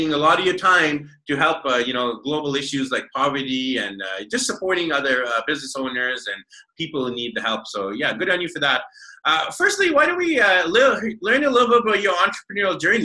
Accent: Vancouver, British Columbia, Canada; moved away; back in my hometown of Vancouver, BC, Canada

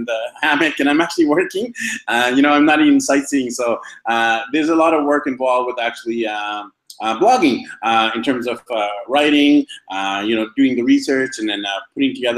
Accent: Vancouver, British Columbia, Canada; moved away as an adult; now in Medellin, Colombia; my hometown of Vancouver, BC, Canada

